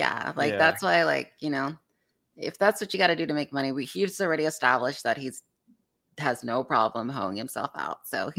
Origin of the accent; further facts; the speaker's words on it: the South, United States; I'm from the South.